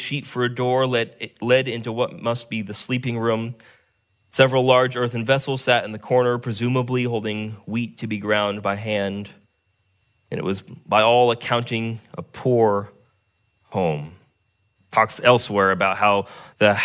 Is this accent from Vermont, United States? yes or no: yes; Vermont, United States; my hometown that I spent most of my time in was a town of about 3,500 people.